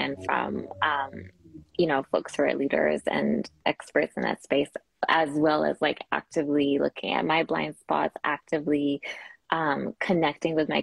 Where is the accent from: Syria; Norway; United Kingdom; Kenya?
Kenya; now in Canada; I was raised in Kenya and I grew up in Kenya